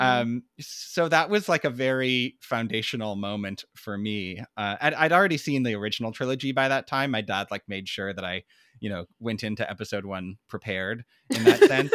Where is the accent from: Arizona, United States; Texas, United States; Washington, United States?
Washington, United States; Tacoma; we grew up in Tacoma, Washington, which is a pretty, like, blue collar town